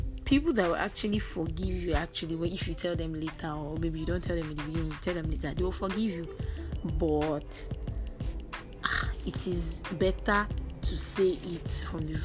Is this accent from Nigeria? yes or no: yes; Nigeria; as a Nigerian